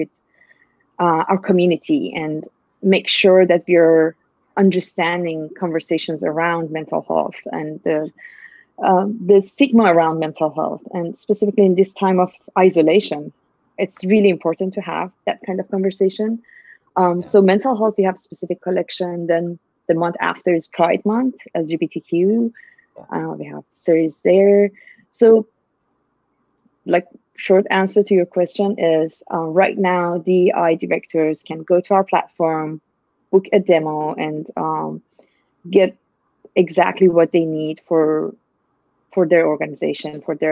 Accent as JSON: {"language": "English", "country": "Iran", "moved": "as an adult", "lives_now": "United States", "said": "I'm originally from Iran, actually, and I'm Iranian American now. And I came to US in 2003"}